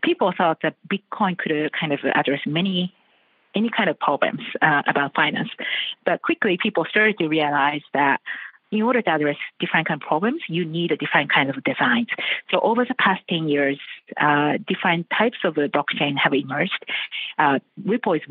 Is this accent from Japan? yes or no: yes; Japan; I'm coming from Japan.